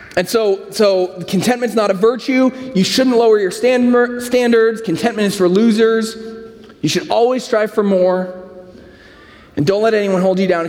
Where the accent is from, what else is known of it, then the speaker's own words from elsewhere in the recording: San Francisco, California, United States; moved away; I'm from San Francisco